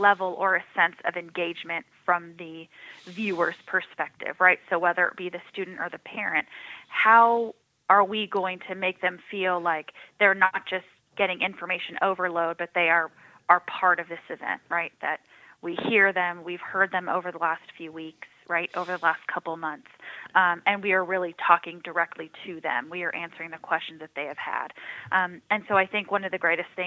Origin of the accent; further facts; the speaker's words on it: San Diego, California, United States; moved away as an adult; now in Rock Hill, United States; born and raised in San Diego